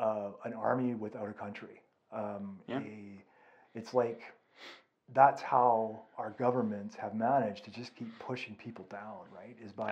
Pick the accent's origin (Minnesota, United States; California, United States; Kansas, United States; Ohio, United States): California, United States; now in Calgary, Canada; my upbringing in California, right? Like, my upbringing in the States.